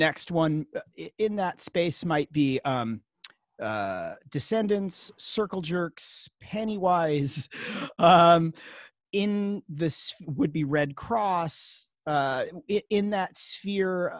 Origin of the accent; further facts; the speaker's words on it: Hermosa Beach, California, United States; also born or lived in Queens, New York; now in Los Angeles, United States; I live in Los Angeles, California. I grew up in Hermosa Beach, California